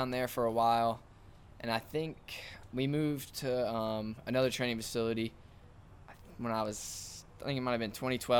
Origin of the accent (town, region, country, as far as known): Indiana, United States